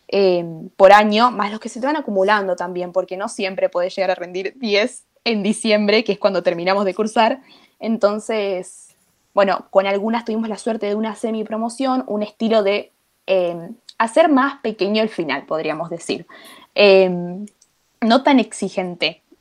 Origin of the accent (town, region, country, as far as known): Argentina